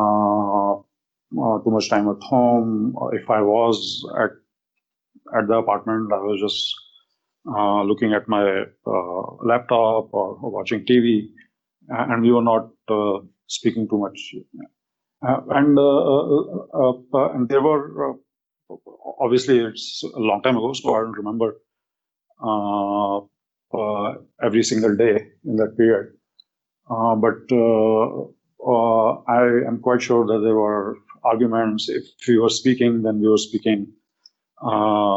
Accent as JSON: {"language": "English", "country": "India", "tie": "born or raised there", "moved": "as an adult", "lives_now": "United States", "said": "I'm from India"}